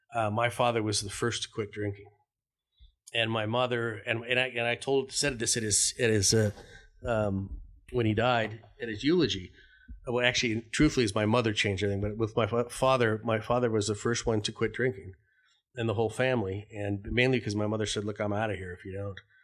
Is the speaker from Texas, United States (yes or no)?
no; Denver, Colorado, United States; I grew up in Denver, Colorado.